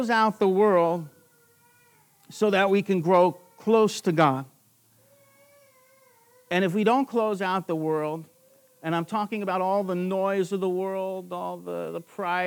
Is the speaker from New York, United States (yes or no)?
yes; Long Island, New York, United States; I'm from Long Island, New York.